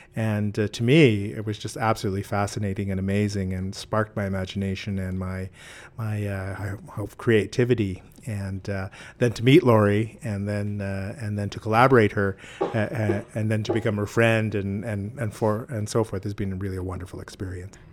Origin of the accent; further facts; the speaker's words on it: Saskatchewan, Canada; also born or lived in southern Alberta; I grew up in Saskatchewan in Treaty Four, Gordon's